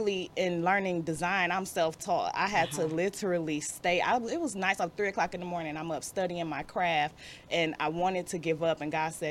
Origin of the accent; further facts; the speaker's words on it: Detroit, Michigan, United States; I definitely was born and raised. I went through Detroit Public School System, and I graduated from Denby